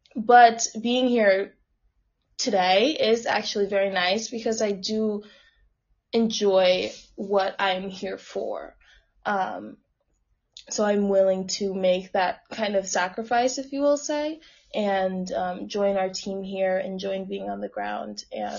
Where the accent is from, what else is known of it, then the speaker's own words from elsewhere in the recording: New York, United States; also born or lived in Texas; I'm from New York. So I'm like, okay, I'm not in New York anymore.